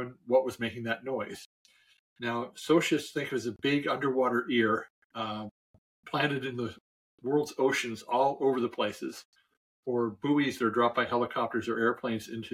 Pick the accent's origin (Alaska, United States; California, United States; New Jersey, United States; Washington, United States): California, United States; San Diego; I grew up in San Diego